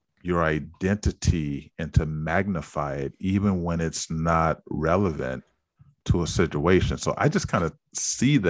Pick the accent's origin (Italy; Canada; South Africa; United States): United States; San Francisco, California; growing up in San Francisco did feel a bit unique in that, you know, you were from this historically black neighborhood